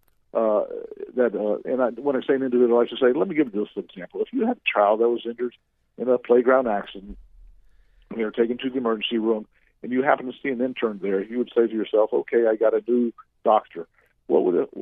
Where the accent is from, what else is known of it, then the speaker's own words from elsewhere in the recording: Central Florida, United States; I grew up in the Central Florida area. I went to Boone High School